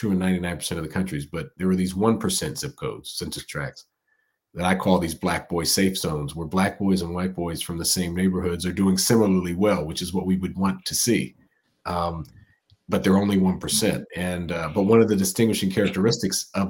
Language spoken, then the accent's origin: English; Silver Spring, Maryland, United States; Born and raised in Silver Spring, Maryland, but by way of Lagos, Nigeria, on my father's side, and in Hayes, Kansas, on my mother's side